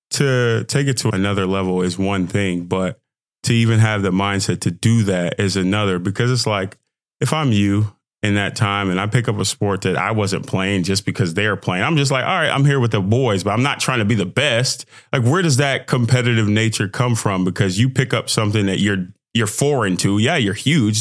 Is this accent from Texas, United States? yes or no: yes; Texas, United States; I'm from Texas